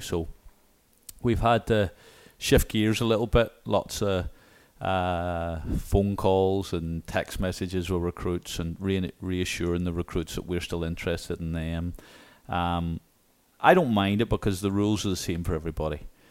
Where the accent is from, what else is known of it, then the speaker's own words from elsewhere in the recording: Newcastle, Northern Ireland, United Kingdom; now in Little Rock, United States; the Royal County Down, um, in my hometown